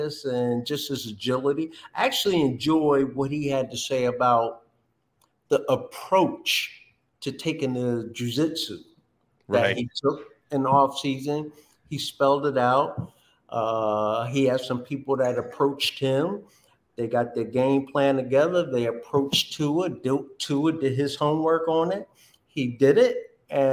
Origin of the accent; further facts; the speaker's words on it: Linden, New Jersey, United States; Growing up, I grew up in Linden, New Jersey